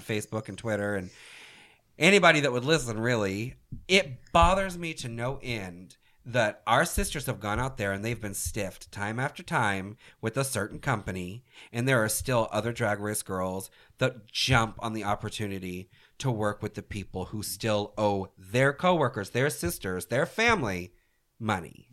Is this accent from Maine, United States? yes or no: no; Orlando, Florida, United States; I'm from Orlando